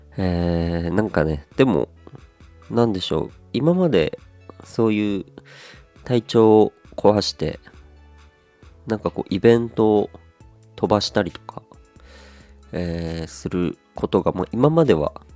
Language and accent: Japanese; Aomori, Japan; now in Kanto, Japan; 僕はこう青森出身雪国出身でございまして